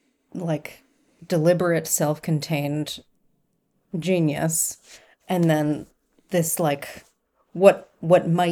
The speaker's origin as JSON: {"language": "English", "area": "Long Island", "region": "New York", "country": "United States", "tie": "born or raised there", "said": "growing up on Long Island"}